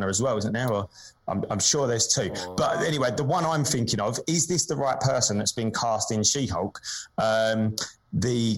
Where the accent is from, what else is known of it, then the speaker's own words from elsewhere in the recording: British estuary, England, United Kingdom; accent: Estuary English; My stupid British estuary accent